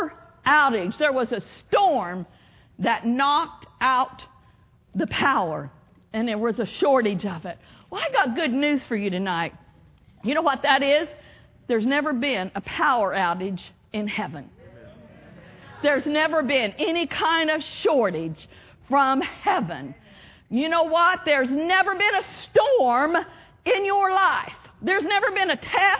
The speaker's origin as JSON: {"language": "English", "region": "Oklahoma", "country": "United States", "tie": "born or raised there", "moved": "yes", "said": "I grew up in Oklahoma. Can you tell? Still a little bit of an accent. But I grew up on a farm in Oklahoma"}